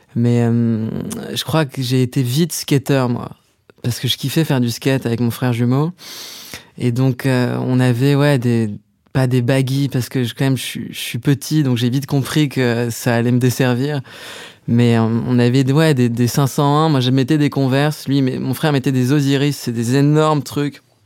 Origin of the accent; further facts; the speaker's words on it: Paris, Île-de-France, France; géographiquement, j'ai grandi à Paris, euh, dans le 7e arrondissement